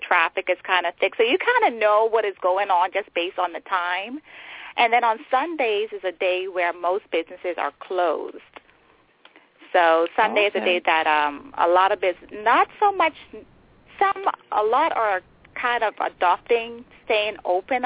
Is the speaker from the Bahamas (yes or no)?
yes; Nassau, New Providence, Bahamas; moved away as an adult; now in Maryland, United States; I was born and raised in the Bahamas. That's my home